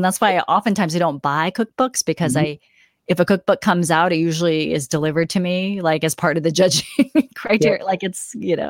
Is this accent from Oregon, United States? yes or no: yes; Portland, Oregon, United States; moved away as an adult; also born or lived in New York; having grown up in Portland, it being my hometown